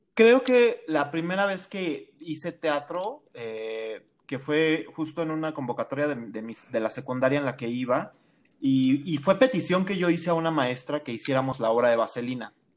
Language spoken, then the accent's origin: Spanish; Mexico City, Mexico; now in State of Mexico, Mexico; Yo nací en el Estado de México, pero toda mi vida la viví en la Ciudad de México